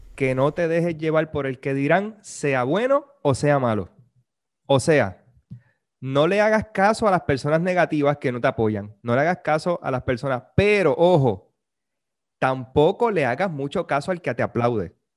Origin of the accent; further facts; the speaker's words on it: Puerto Rico; nosotros los puertorriqueños hablamos un montón